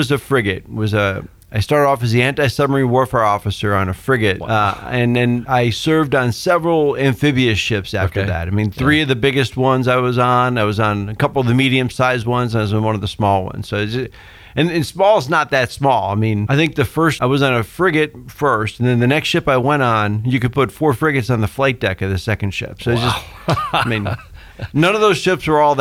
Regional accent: outside of Chicago, Illinois, United States; now in Sumner County, Tennessee, United States; I was raised outside of Chicago

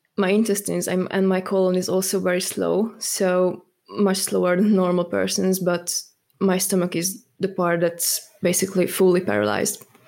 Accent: Hungary; moved away as an adult; also born or lived in Germany; now in United Kingdom; I'm actually from Hungary

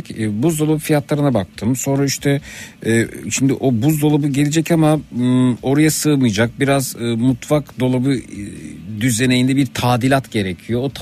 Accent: Turkey; bir Türk olarak Almanya'ya gidip orada bir otomobil satın aldığımda

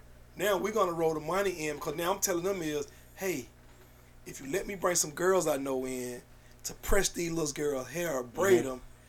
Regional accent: Atlanta, Georgia, United States; Like, I'm from here. Give me the opportunity. We from here. This engine don't go without the people from Atlanta.

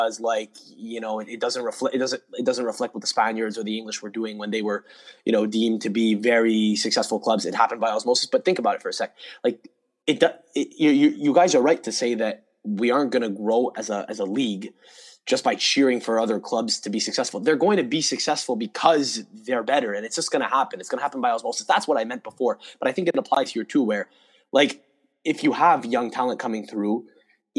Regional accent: Canada; My parents are Italian, but I was born in Canada

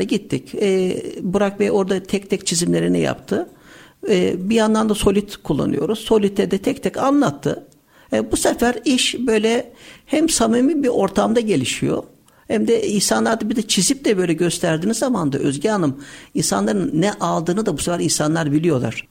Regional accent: Istanbul, Turkey; 16.01.1976 İstanbul doğumluyuz.

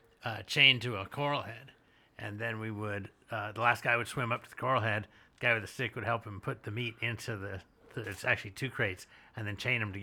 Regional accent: Fullerton, California, United States; born or raised there; also born or lived in Whittier, California / Moorea / Turks and Caicos / Tahiti

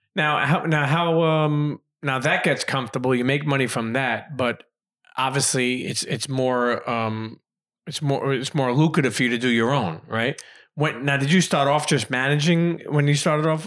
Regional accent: New York, United States; I grew up in New York

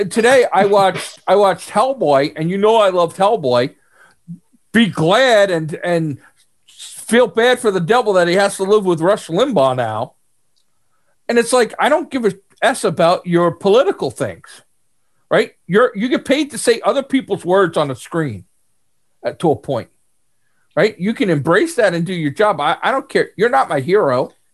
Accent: New York, United States; I'm from New York

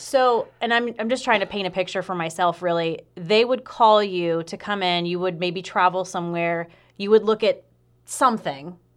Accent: Aiken, South Carolina, United States; I'm from Aiken, South Carolina.

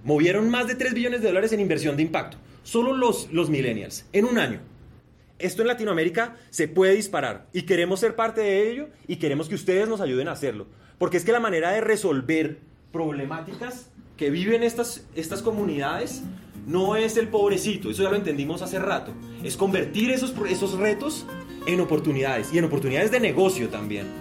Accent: Bogotá, Colombia; also born or lived in Barranquilla; Yo nací en Barranquilla, pero crecí en Bogotá.

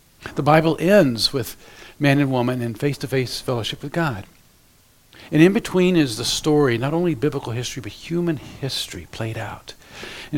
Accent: Central Florida, United States; moved away as an adult; now in Ohio, United States; I was raised in Central Florida

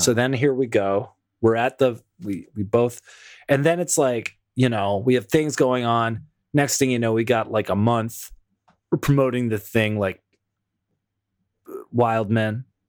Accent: Toronto, Ontario, Canada; my hometown of Toronto, Ontario

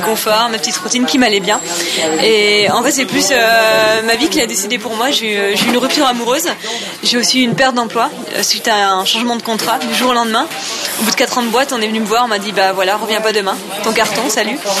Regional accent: Nice, Provence-Alpes-Côte d'Azur, France; j'ai 31 ans, je viens de Nice

